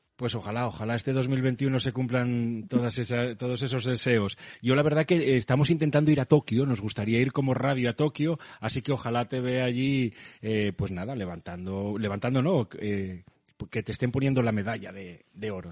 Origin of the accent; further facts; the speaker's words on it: Asturias, Spain; accent: Asturian; tengo acento asturiano